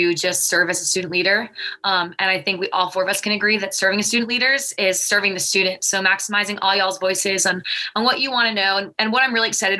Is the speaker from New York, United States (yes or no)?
yes; Long Island, New York, United States; I am a junior from Long Island, New York